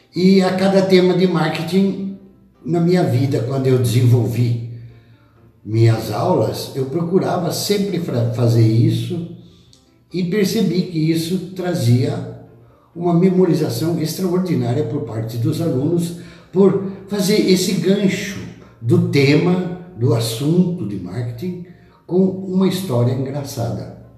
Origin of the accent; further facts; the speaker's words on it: Botucatu, São Paulo, Brazil; lá da minha terra de Botucatu